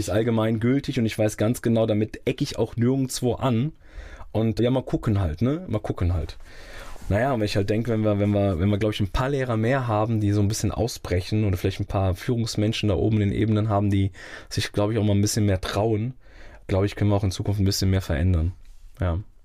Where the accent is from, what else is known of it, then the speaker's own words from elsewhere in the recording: Rödermark, Hesse, Germany; also born or lived in Langen; Ich bin dort geboren und bin dann groß geworden in Rödermark